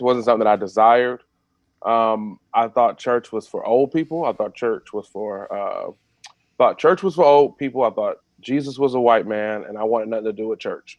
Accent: Detroit, Michigan, United States; I grew up in I grew up in Detroit. Went to Detroit Public Schools.

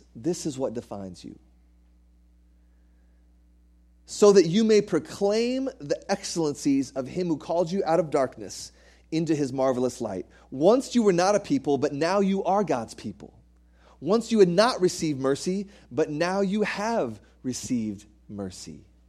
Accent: United States; moved away; I was raised in the States, and the way they do things over here is very, very different.

